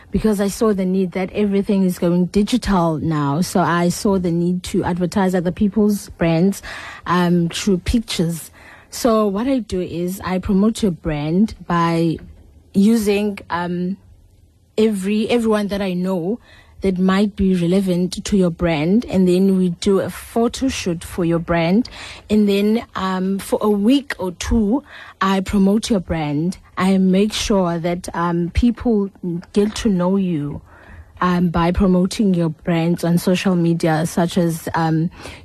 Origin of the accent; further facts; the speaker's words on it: Cape Town, Western Cape, South Africa; moved away as an adult; I'm originally from Cape Town, so I'm here for school